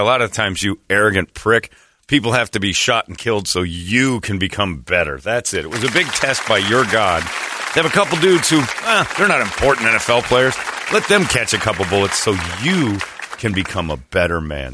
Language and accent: English; Indiana, United States; I'm from Indiana